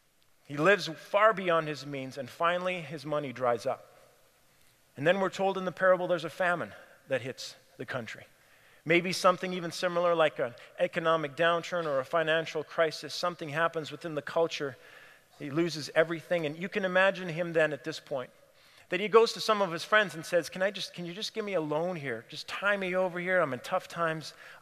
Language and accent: English; Cameroon; I grew up in Cameroon, West Africa. And for my grade 11 year of high school, I went to a boarding school in Nigeria. And my parents stayed in Cameroon, the neighboring country.